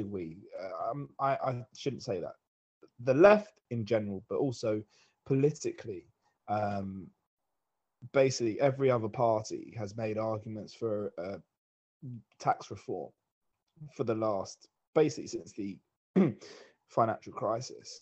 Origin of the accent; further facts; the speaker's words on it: England, United Kingdom; as English people in Britain